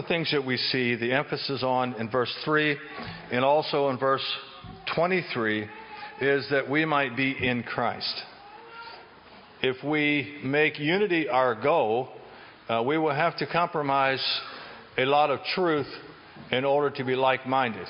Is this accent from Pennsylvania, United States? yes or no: yes; Chambersburg, Pennsylvania, United States; I'm from Chambersburg area